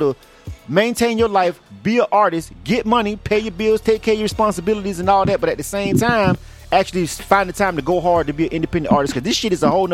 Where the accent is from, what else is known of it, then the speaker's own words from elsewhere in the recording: Panama City, Florida, United States; moved away as an adult; now in Atlanta, United States; I'm from Panama City, Florida